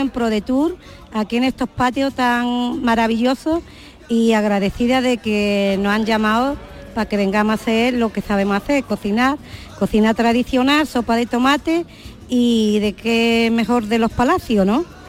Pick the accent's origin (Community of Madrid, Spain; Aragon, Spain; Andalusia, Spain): Andalusia, Spain; Yo soy cocinera porque soy andaluza y soy de pueblo